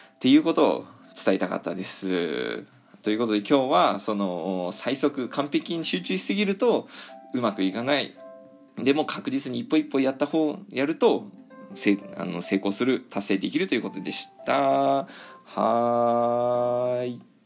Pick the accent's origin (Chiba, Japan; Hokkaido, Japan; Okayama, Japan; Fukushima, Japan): Hokkaido, Japan; 私の地元ねあの北海道なんですけど